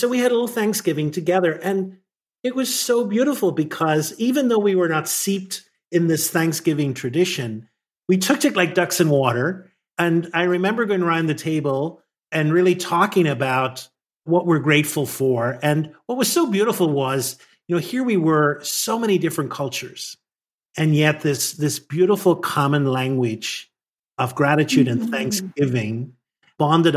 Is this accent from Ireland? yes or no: yes; Ireland; moved away as an adult; now in United States; I grew up in Ireland and came here, just a little over 30 years.